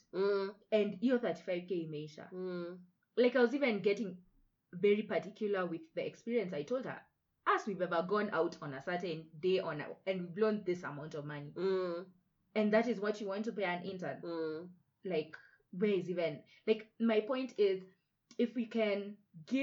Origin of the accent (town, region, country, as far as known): Nairobi, Kenya